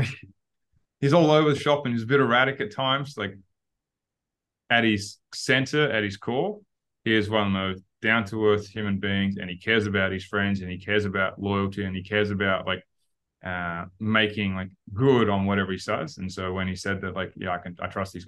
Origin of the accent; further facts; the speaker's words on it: Perth, Western Australia, Australia; now in Phuket, Thailand; we're both from Perth.